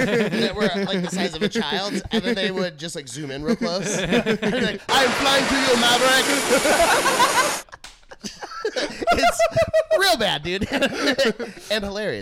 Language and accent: English; North Texas, United States; moved away; also born or lived in Los Angeles, California; I'm from North Texas